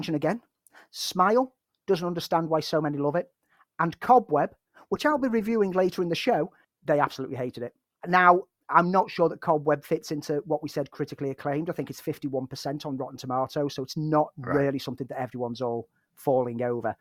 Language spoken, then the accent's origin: English; Liverpool, North West England, United Kingdom; me as a Scouser